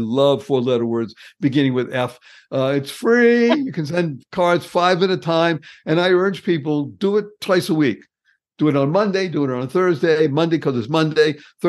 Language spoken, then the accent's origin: English; New England, United States; Yes, I come from New England.